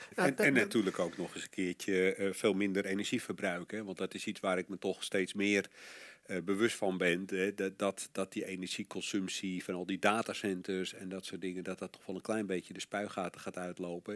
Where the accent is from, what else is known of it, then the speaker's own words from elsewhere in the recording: Netherlands; als Nederlander